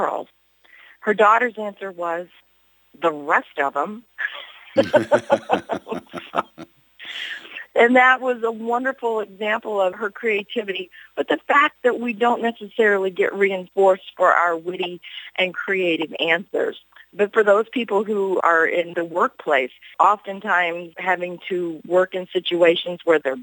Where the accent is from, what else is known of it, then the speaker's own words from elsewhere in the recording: Hannibal, Missouri, United States; I grew up in Mark Twain's boyhood hometown of Hannibal, Missouri